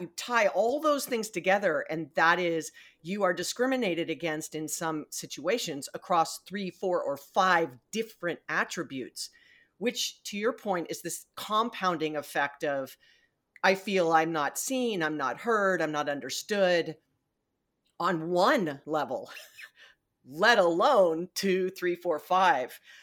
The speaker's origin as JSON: {"language": "English", "region": "Hawaii", "country": "United States", "tie": "born or raised there", "said": "I was born and raised in Hawaii."}